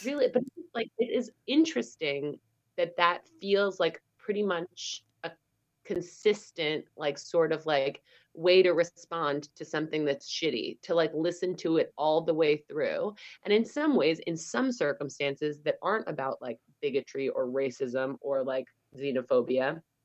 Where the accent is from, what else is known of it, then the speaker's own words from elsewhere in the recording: United States; now in Denmark; I'm American